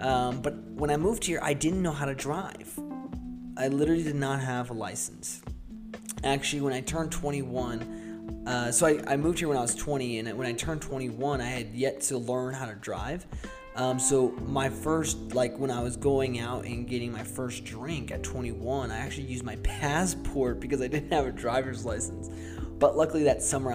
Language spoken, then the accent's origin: English; Boston, Massachusetts, United States; moved away as an adult; also born or lived in Seattle; growing up in Boston, I actually never learned how to drive because I didn't need to.